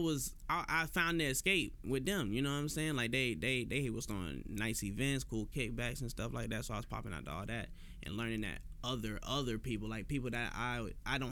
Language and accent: English; Chicago, Illinois, United States; now in Jacksonville, United States; I was born in Chicago